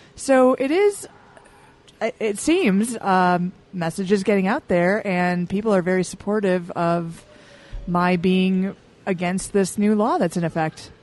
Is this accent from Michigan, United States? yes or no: yes; Michigan, United States; now in Utah, United States; Mainly from Michigan